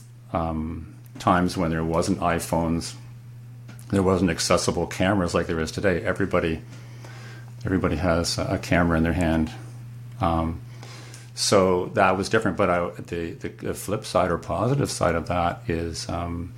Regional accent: Canada; also born or lived in Kingston, Ontario; I'm from Canada. I live in Kingston, a small city on Lake Ontario

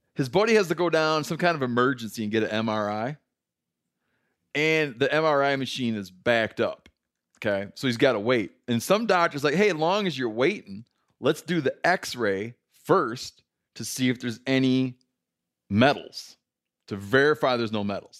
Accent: Michigan, United States; growing up in Michigan

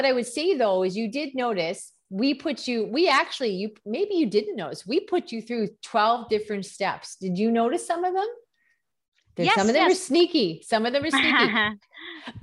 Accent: Canada; first language English; I'm from Canada

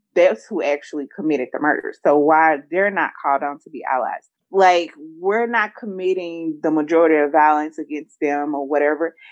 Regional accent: the South, United States; I'm from the South too

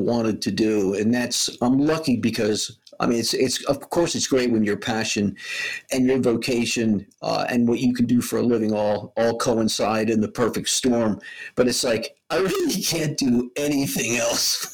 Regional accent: Wayne, Pennsylvania, United States; I grew up in Wayne, Pennsylvania

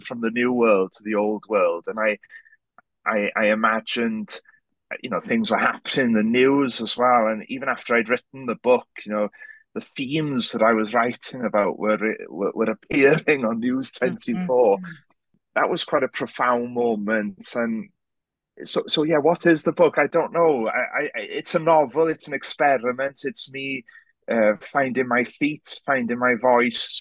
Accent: Wales, United Kingdom; first language Welsh; English is a second language; I'm very Welsh, but I'm also very aware and you know, very happy to be half English

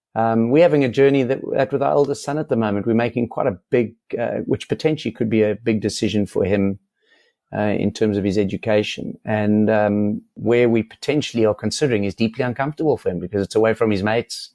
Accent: South Africa; as a South African

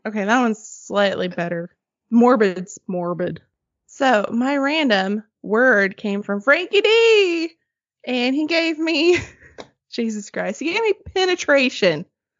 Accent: Arkansas, United States; In my hometown, there's this really old log cabin. It's the oldest structure in Arkansas.

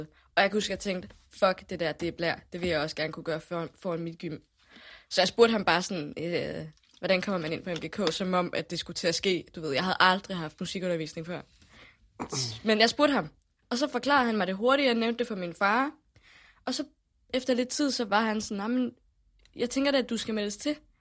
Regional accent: Haderslev, Southern Denmark, Denmark; jeg boede i, i en lille by, der hedder Starup, som ligger lige uden for

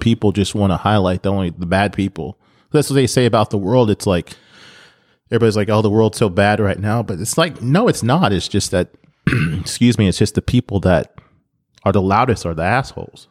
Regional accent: United States; I'm American.

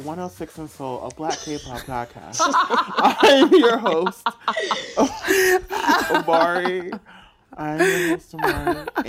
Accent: the South, United States; I am from the South

